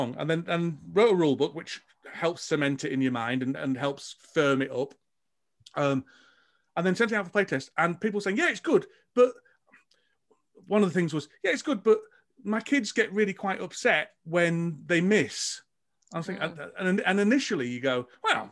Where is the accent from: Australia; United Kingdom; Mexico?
United Kingdom; England; I'm English